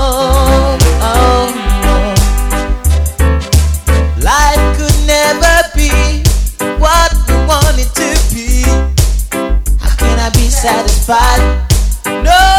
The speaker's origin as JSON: {"language": "English", "town": "Leicester", "region": "East Midlands", "country": "United Kingdom", "tie": "born or raised there", "said": "my own town, my hometown, that's Leicester Town"}